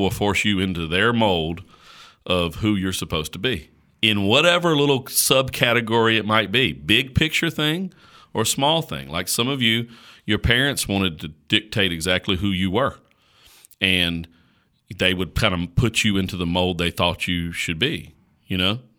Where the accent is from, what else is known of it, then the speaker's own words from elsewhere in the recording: Caswell County, North Carolina, United States; accent: slow drawl; I grew up in Caswell County, North Carolina